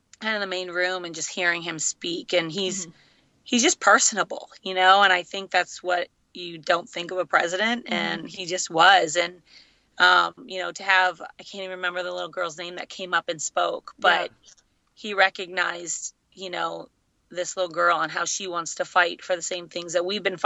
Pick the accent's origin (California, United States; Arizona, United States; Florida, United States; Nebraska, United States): California, United States; Los Angeles; being my hometown